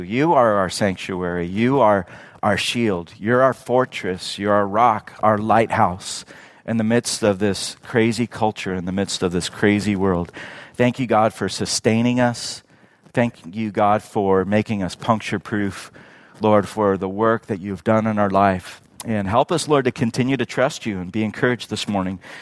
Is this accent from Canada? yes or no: no; Redlands, California, United States; now in Yucaipa, United States; I grew up in Redlands, going to Redlands High School